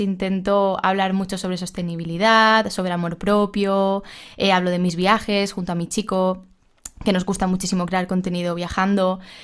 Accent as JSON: {"language": "Spanish", "town": "Alicante", "region": "Valencian Community", "country": "Spain", "said": "soy de Alicante"}